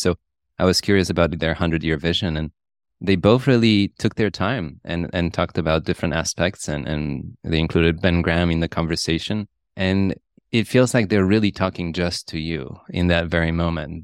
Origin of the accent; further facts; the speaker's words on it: Poland; moved away; I grew up in Poland, and I remember in the nineties we had bank runs and we had hyperinflation